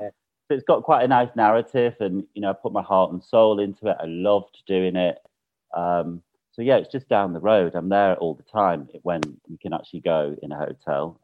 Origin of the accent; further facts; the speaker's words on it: United Kingdom; now in Mallorca, Spain; for me as a Brit